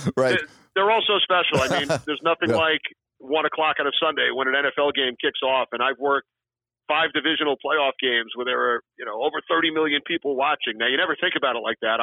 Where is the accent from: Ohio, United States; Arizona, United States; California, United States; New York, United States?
New York, United States; Long Island; As a kid growing up on Long Island